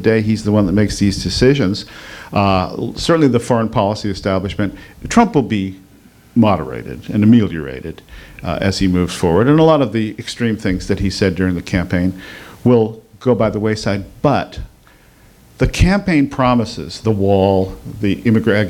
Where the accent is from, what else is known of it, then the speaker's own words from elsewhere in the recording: United States; as an American